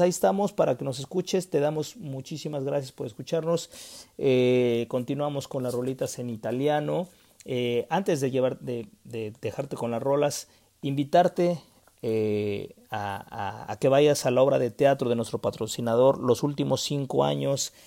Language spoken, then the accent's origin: Spanish; Mexico; en mi país, que es México